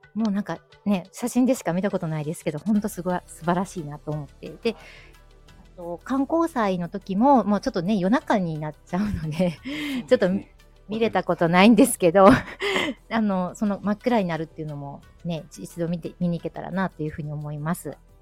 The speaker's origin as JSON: {"language": "Japanese", "region": "Kyoto", "country": "Japan", "tie": "born or raised there", "accent": "Kansai dialect", "said": "私みたいに京都に生まれ育ってても"}